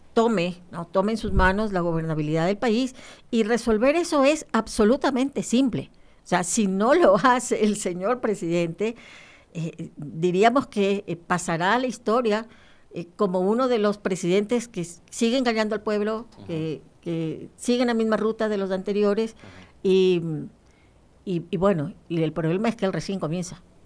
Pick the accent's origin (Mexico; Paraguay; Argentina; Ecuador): Ecuador; Guayaquil, Guayas; Yo soy de Guayaquil